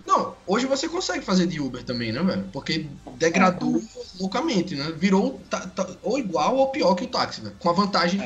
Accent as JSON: {"language": "Portuguese", "region": "Alagoas", "country": "Brazil", "also_born_or_lived": "Rio de Janeiro", "moved": "as an adult", "said": "Sou alagoano"}